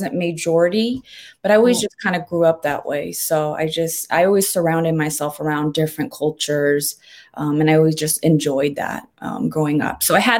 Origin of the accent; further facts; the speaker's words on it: Federal Way, Washington, United States; So I grew up in Seattle, the suburbs of Seattle called Federway, Washington State. And there was a mix of different races